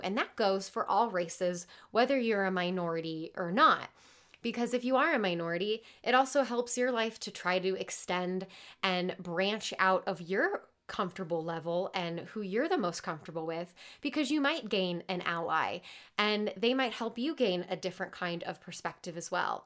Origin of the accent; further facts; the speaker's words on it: Midwest, United States; I'm from the Midwest